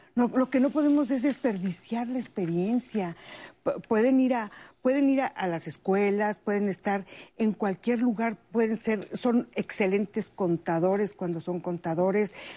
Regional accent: Mexico; yo me vengo a México

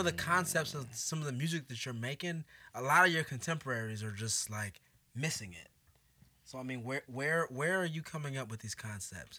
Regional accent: Oakland, California, United States; now in Chicago, United States; from Oakland

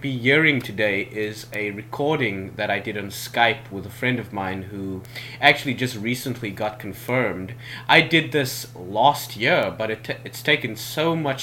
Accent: South Africa; moved away as an adult; now in South Korea; I'm South African, and right now I am teaching English in South Korea

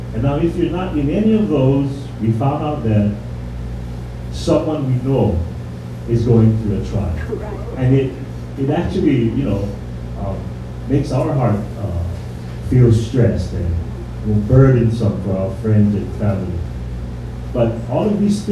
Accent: Hawaii, United States; we, as the Hawaiian people, we say mahalo

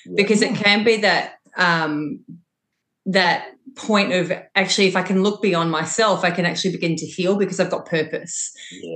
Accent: Longford, Victoria, Australia; as a really outdoor kid growing up in Longford, that was my upbringing

